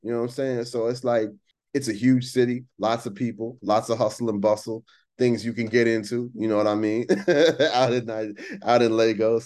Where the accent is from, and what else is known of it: United States